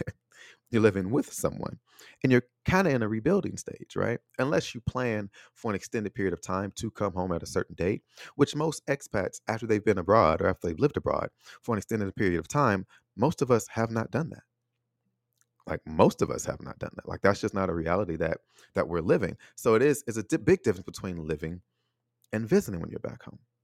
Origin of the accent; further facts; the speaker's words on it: United States; moved away as an adult; also born or lived in Taiwan; now in Chicago, United States; my hometown, my home country